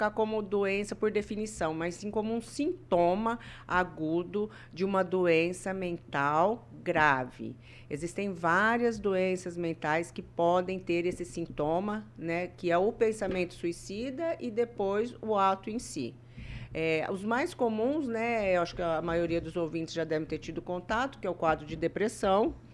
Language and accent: Portuguese; Santa Rita do Passa Quatro, São Paulo, Brazil; now in Maringá, Brazil; É, minha cidade natal é Santa Rita do Passa Quatro, estado de São Paulo, próxima cidade de Ribeirão Preto.